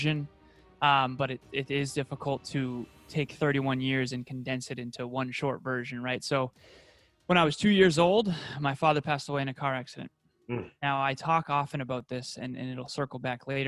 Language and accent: English; Uxbridge, Massachusetts, United States; I grew up in Uxbridge, Massachusetts in the U.S. and it was a small rural town